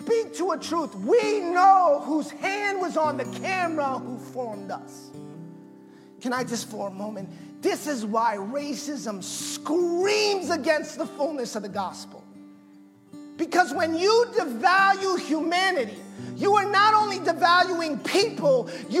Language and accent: English; Massachusetts, United States; I'm Puerto Rican by birthright, which, by the way, makes me American, because Puerto Rico's a part of America. And but I was born in Massachusetts.